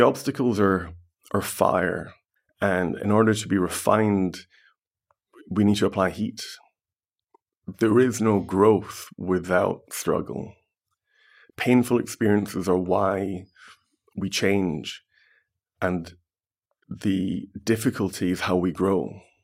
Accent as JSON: {"language": "English", "town": "Glasgow", "region": "Scotland", "country": "United Kingdom", "tie": "born or raised there", "said": "I was born and bred in Glasgow."}